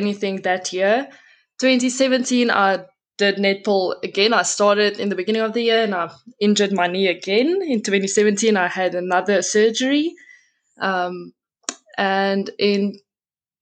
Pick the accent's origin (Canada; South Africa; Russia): South Africa; Pretoria, Gauteng; also born or lived in Brits; I was born and raised in Pretoria. My whole life, I've been there